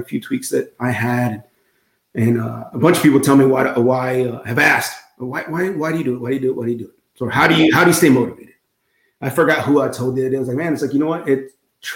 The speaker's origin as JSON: {"language": "English", "region": "South Texas", "country": "United States", "said": "I'm from South Texas"}